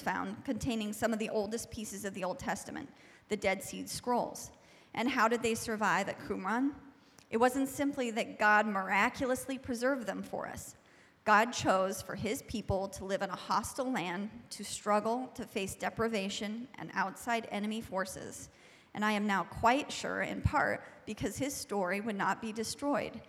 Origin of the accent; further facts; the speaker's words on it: United States; as an American